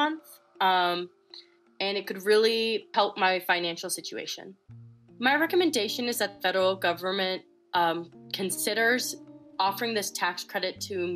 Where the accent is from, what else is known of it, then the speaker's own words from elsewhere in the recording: Santa Fe, New Mexico, United States; I grew up in Santa Fe, New Mexico.